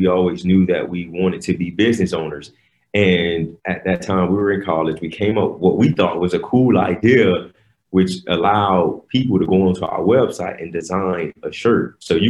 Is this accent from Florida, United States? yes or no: yes; Miami, Florida, United States; we grew up in Miami, Florida, but not that part that you see on TV, well, on First 48, yeah. but we grew up in the hood in Miami.